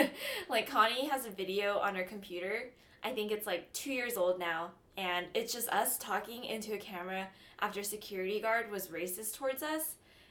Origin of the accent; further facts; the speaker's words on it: Orange County, Southern California, United States; moved away as an adult; now in New York, United States; I'm from Los Angeles, but more specifically Orange County in Southern California.